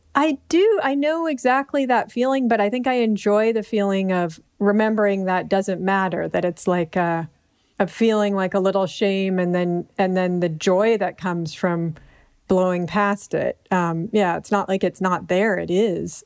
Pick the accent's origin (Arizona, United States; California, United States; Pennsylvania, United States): California, United States; Berkeley; growing up in Berkeley